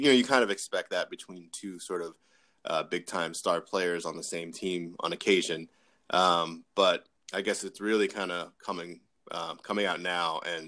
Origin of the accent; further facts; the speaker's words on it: United States; D.C., near my hometown